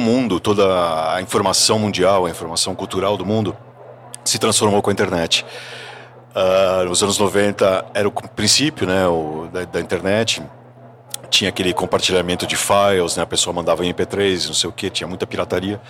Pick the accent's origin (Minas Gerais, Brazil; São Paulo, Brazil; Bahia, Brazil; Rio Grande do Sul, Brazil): São Paulo, Brazil; Eu sou paulista, eu nasci e cresci em São Paulo